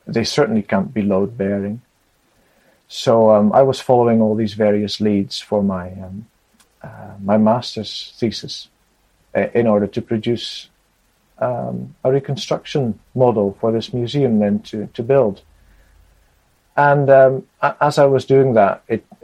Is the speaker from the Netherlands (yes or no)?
yes; Netherlands; also born or lived in Scotland; I was born in Scotland, but we moved to the Netherlands when I was 20 months old. So I've grown up in the Netherlands